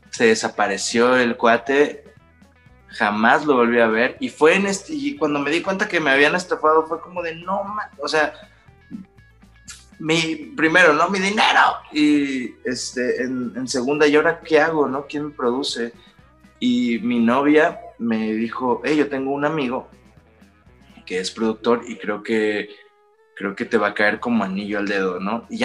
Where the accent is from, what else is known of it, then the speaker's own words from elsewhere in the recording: northern Mexico, Mexico; yo soy del norte de México. Y en el norte de México, pues tenemos fama de ser aferrados hasta la muerte